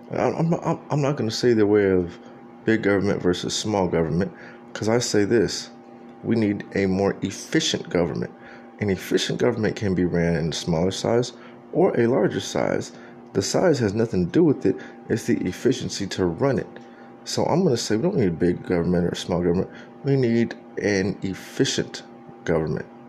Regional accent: San Antonio, Texas, United States; moved away; that's where I'm from. That San Antonio

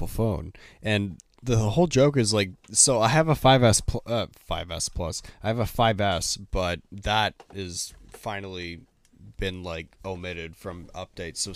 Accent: Canada; As a Canadian

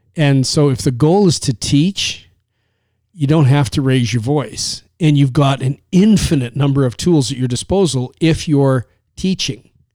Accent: Canada; from Canada

